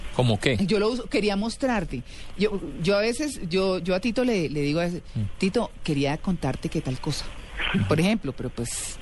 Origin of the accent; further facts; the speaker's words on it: Bogotá, Colombia; soy muy bogotana yo